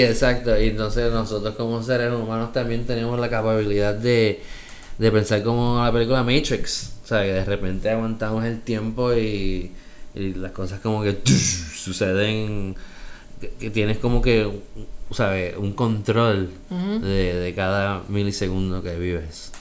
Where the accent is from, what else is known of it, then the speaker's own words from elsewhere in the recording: Bayamón, Puerto Rico; moved away as an adult; also born or lived in New York, United States / Aguadilla, Puerto Rico; Soy boricua